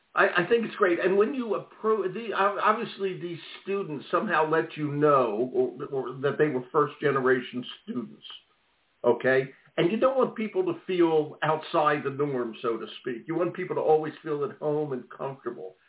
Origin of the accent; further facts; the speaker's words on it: Maine, United States; Lewiston, Maine, my home state here